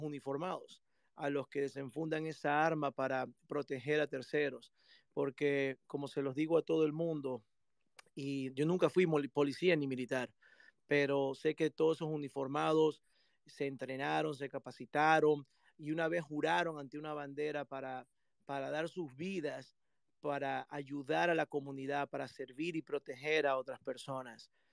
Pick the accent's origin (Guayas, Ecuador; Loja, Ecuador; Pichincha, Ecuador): Guayas, Ecuador; Guayaquil; moved away as an adult; now in United States; en Ecuador, en mi país, donde yo nací, guayaquileño